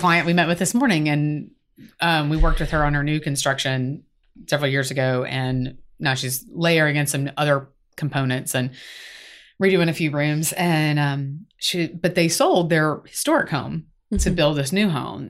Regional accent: South Carolina, United States; now in Atlanta, United States; I'm from South Carolina

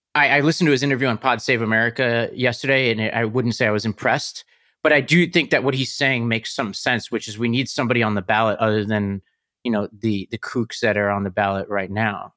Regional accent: New York City, New York, United States; I come from Staten Island

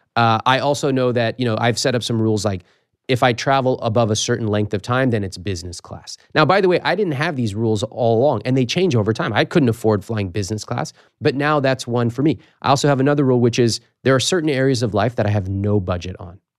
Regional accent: United States; I was born in America

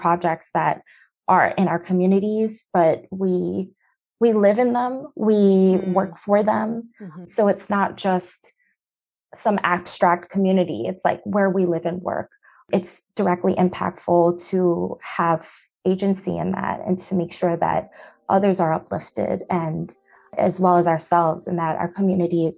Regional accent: New York City, New York, United States; also born or lived in Central Harlem, New York; I'm from Brooklyn, New York, which is arguably one of the most gentrified places that that exists on the planet right now

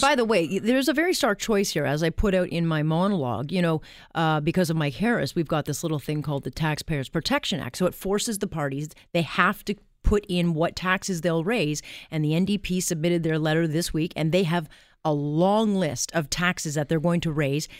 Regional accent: Canada; our country

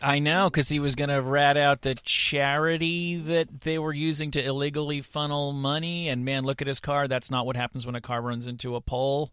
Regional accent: New York, United States; as a New Yorker

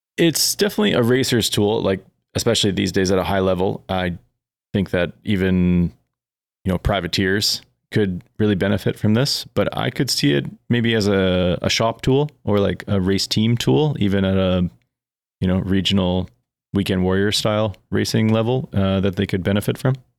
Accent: Eastern Canada, Canada; growing up in Eastern Canada

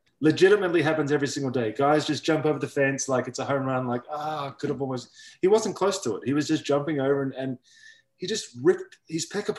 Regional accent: Australia; I'm Australian.

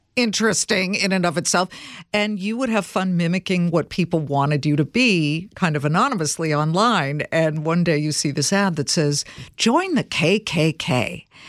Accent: Los Angeles, California, United States; I grew up in Los Angeles

